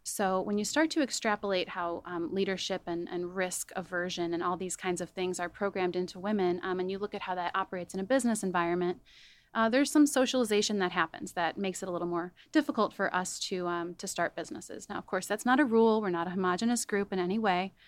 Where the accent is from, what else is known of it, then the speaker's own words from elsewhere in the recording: Chicago suburbs, Illinois, United States; also born or lived in Denver; I grew up in the Chicago suburbs